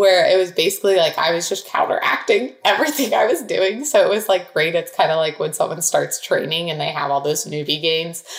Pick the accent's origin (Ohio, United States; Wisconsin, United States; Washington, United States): Ohio, United States; Dublin; Dublin, Ohio. So it's a suburb outside of Columbus